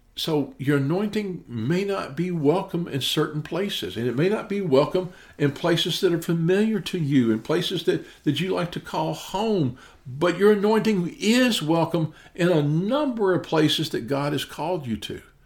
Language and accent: English; Memphis, Tennessee, United States; I'm actually from Memphis, Tennessee